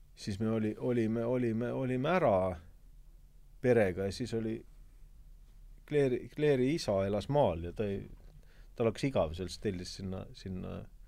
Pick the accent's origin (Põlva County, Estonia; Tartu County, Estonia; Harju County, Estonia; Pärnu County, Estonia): Harju County, Estonia; Kehra; moved away; mina tulin Kehrast